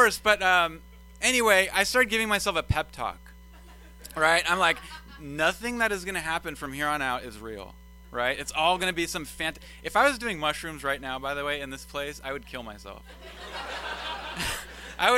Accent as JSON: {"language": "English", "town": "Sacramento", "region": "California", "country": "United States", "also_born_or_lived": "Davis", "said": "I come from Sacramento"}